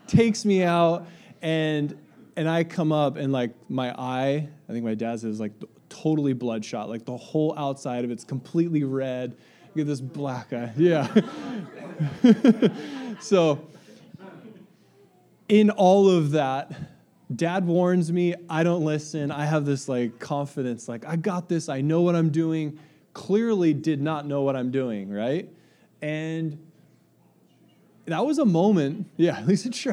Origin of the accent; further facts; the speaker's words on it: Ramona, California, United States; I grew up in Country Estates, which is a small little community outside of Ramona